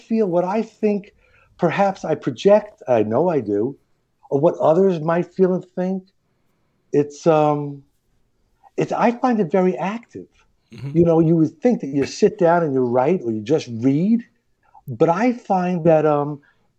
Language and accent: English; New York City, New York, United States; we're from Queens. I married a girl from Queens